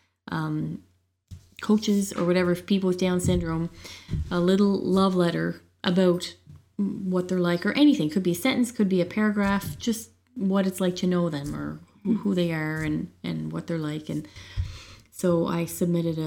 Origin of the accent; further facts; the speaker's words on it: Cape Breton, Nova Scotia, Canada; moved away; I was home for Easter in Cape Breton